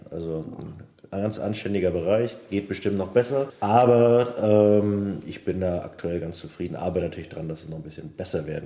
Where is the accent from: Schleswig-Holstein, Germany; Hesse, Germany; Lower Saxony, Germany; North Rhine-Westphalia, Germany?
Schleswig-Holstein, Germany; Kiel; now in Flensburg, Germany; Ja, ich bin äh, Mitte 30, ähm, gebürtiger Kieler, habe auch bis zum Jahresende in Kiel eigentlich durchgehend immer gelebt. Bin jetzt äh, zu meiner Freundin Fritzi nach Flensburg gezogen